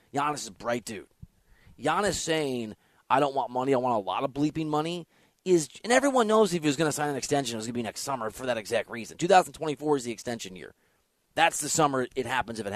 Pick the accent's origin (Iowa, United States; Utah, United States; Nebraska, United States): Iowa, United States; Dubuque; I'm from Dubuque, Iowa. I have family in Wisconsin